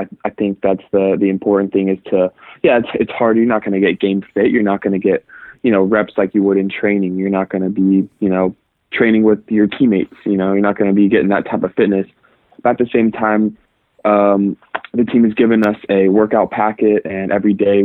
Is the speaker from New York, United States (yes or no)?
no; Irvine, California, United States; I was born and raised in Irvine, California